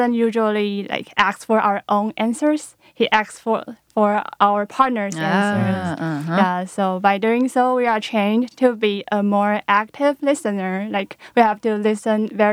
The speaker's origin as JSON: {"language": "English", "country": "Taiwan", "second_language": "English", "moved": "as an adult", "lives_now": "Ithaca, United States", "said": "from Taiwan, and I'm a student at ODE, and I moved"}